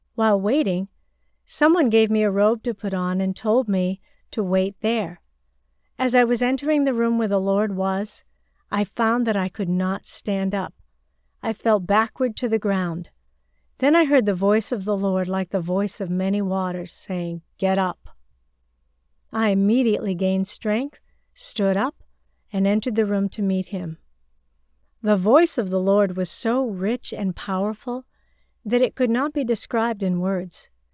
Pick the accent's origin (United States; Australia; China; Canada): China; moved away; my rural hometown in China